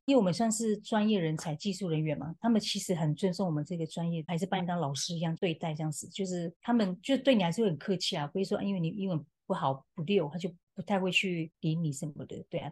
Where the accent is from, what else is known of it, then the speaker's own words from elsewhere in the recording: Malipa tribe, Lixing Village, Ren'ai Township, Nantou County, Taiwan; now in New York, United States; 我出生在南投县仁爱乡的立行村马列坝部落，那目前定居在纽约